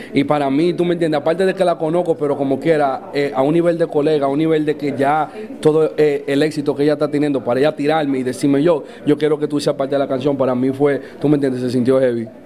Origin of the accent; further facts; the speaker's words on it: New York, United States; also born or lived in Dominican Republic; somos dos artistas influyentes que han salido de la ciudad de Nueva York, somos criollos, somos dominicanos